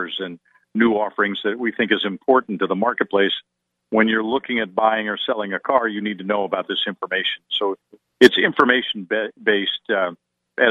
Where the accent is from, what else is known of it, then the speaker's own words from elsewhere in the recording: Wilmington, Delaware, United States; moved away; somebody who lives down the street where I grew up in Wilmington, Delaware